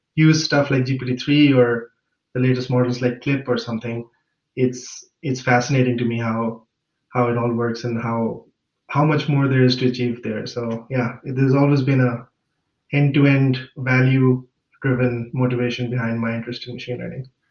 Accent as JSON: {"language": "English", "town": "Lahore", "region": "Punjab", "country": "Pakistan", "tie": "born or raised there", "moved": "as an adult", "lives_now": "Munich, Germany", "said": "I grew up in Lahore, Pakistan"}